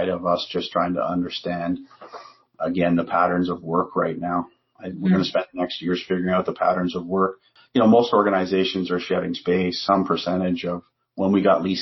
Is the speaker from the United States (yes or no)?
no; Canada; we're Canadian